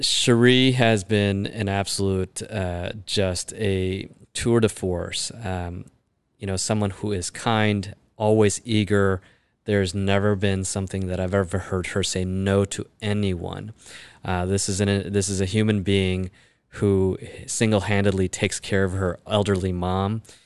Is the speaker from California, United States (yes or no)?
no; Chicago, Illinois, United States; born and raised in Chicago.